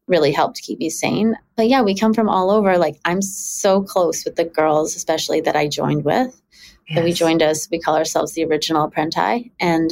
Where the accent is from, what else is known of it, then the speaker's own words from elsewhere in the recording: Richmond, British Columbia, Canada; also born or lived in Toronto; we moved to Richmond, BC when I was six from Toronto.